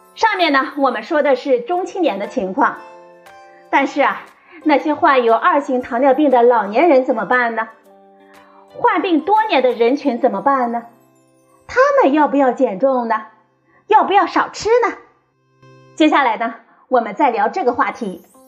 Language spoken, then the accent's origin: Chinese; China; 我们中国人